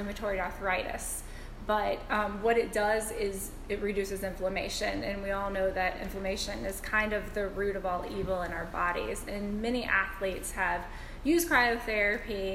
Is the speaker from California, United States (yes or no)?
no; Knoxville, Tennessee, United States; I grew up in Knoxville. So I went to Bearden High School